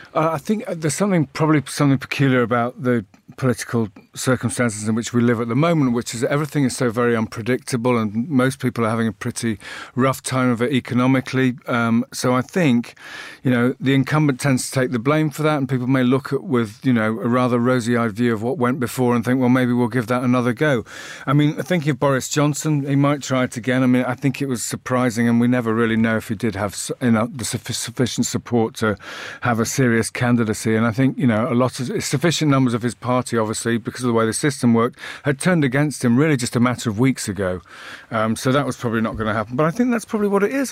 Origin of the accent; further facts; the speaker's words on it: United Kingdom; speaking as a Brit